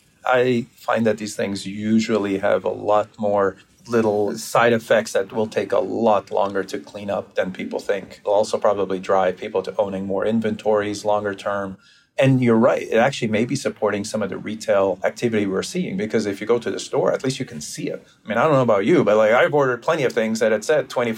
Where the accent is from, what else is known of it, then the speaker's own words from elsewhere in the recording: Brazil; moved away; I grew up in Brazil